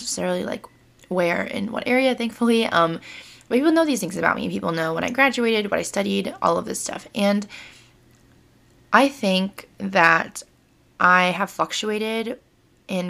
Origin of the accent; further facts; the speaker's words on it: United States; People know that I'm Vietnamese American